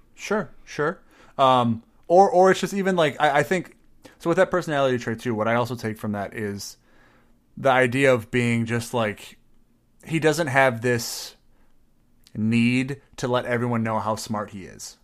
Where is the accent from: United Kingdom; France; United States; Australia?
United States; Midwest; I may be Midwestern